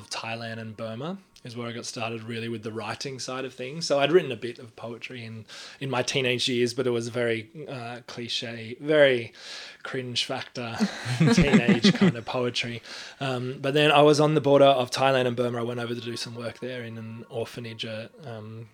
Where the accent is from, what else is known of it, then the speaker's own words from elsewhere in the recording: Australia; I am an Australian spoken word artist